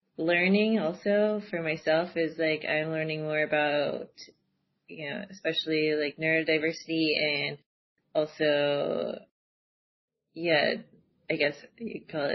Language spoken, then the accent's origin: English; California, United States; moved away as an adult; also born or lived in Seattle, Washington; now in Amsterdam, Netherlands; I come from California, but I lived in Seattle for about 9 years